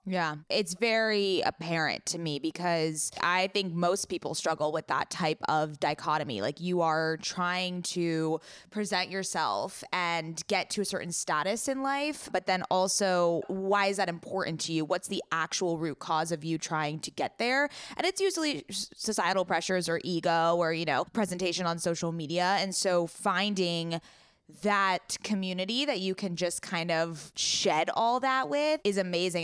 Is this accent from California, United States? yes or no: yes; Coronado, California, United States; born or raised there